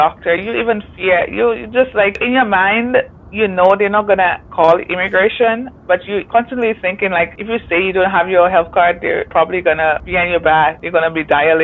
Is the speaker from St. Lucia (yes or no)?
yes; St. Lucia; moved away as an adult; now in Canada; Growing up in St. Lucia, we're supposed to say hello to everyone.